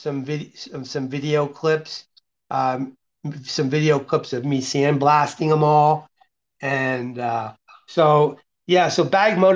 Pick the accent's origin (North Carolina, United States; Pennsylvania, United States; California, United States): Pennsylvania, United States; Allentown; moved away as an adult; now in Las Vegas, United States; that's where I grew up, in the Allentown, Bethlehem, Easton area